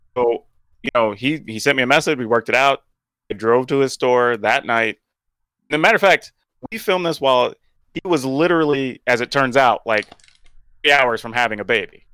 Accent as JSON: {"language": "English", "region": "the South", "country": "United States", "tie": "born or raised there", "said": "growing up in the South"}